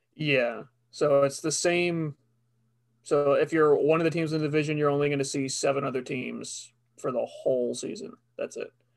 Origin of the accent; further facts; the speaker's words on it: Long Island, New York, United States; we're from Long Island